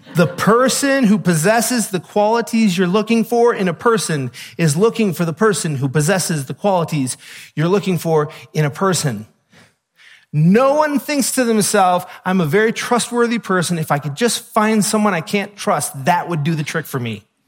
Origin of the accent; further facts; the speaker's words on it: United States; we're American